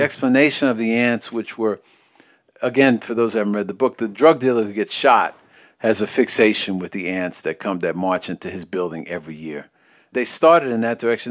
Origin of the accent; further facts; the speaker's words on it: New York City, New York, United States; as a child growing up in New York